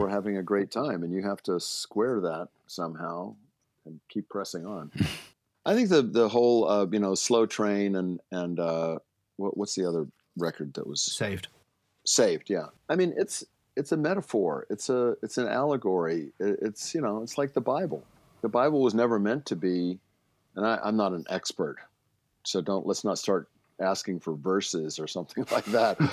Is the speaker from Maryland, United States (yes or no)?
yes; Baltimore, Maryland, United States; moved away; I grew up in Baltimore, which is not horse country